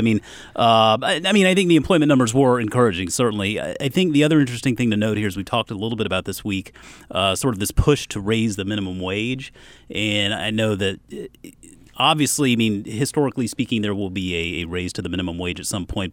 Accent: Charleston, United States; growing up in Charleston, Krispy Kreme was the place to get donuts

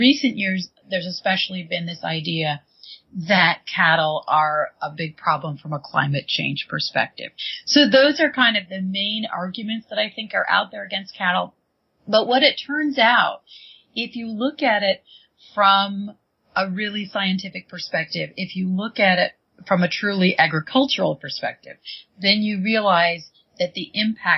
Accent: Michigan, United States; also born or lived in New York; now in California, United States; I'm originally from Michigan

